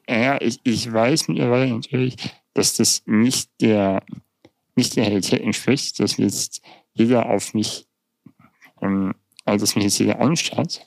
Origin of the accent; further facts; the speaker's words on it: Germany; also born or lived in Munich; bei uns in Deutschland